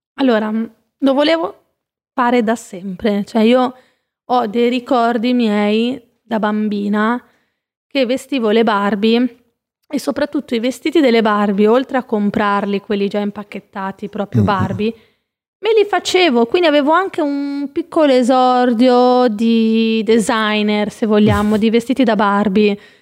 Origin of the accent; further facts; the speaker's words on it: Savignano sul Rubicone, Emilia-Romagna, Italy; moved away as an adult; now in Milan, Italy; a Rimini, Savignano, il mio paesino di origine